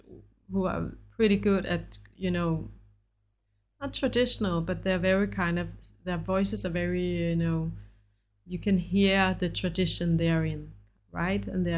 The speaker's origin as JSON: {"language": "English", "country": "Denmark", "also_born_or_lived": "United States", "second_language": "English"}